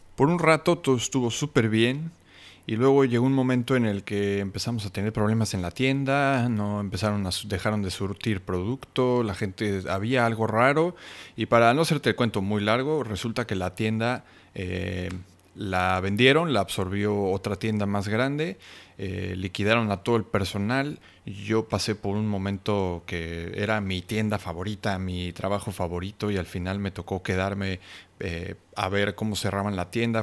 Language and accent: Spanish; Mexico; also born or lived in Cancún; soy mexicano viviendo en Cancún